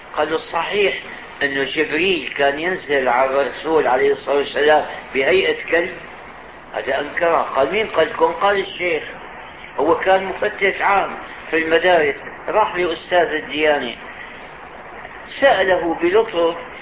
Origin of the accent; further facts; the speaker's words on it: Syria; نظام البكالوريا عندنا في الشام